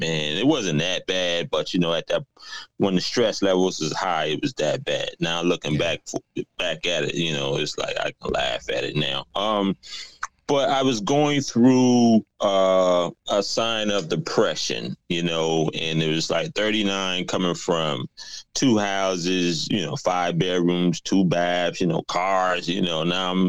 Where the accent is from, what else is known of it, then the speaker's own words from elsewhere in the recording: South Carolina, United States; also born or lived in New York; now in Atlanta, United States; I relocated back down south to Atlanta. I was originally from South Carolina, but I moved to New York. Now I'm in Atlanta.